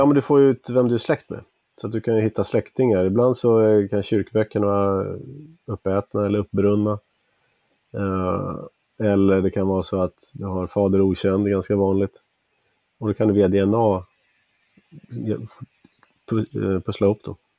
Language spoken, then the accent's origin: Swedish; outside Uppsala, Uppsala County, Sweden; also born or lived in Bavaria, Germany (paternal ancestry) / Stockholm / California / Pennsylvania; sen har jag växt upp utanför Uppsala